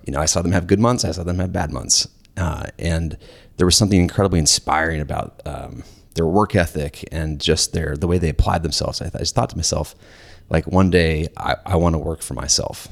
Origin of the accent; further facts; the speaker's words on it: Lawrenceville, Georgia, United States; I grew up in Warrensville, Georgia